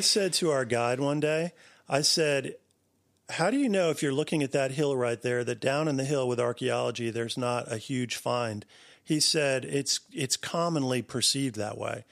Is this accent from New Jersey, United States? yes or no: yes; New Jersey, United States; I grew up in New Jersey